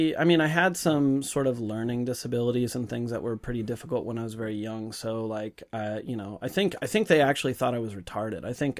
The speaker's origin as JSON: {"language": "English", "town": "Bellevue", "region": "Washington", "country": "United States", "tie": "born or raised there", "also_born_or_lived": "Seattle", "said": "I grew up in Bellevue"}